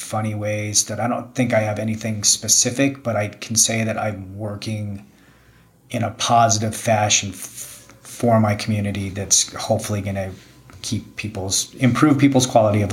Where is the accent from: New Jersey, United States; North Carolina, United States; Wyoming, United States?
Wyoming, United States; Jackson; also born or lived in Park City, Utah; growing up in Jackson, being born in Jackson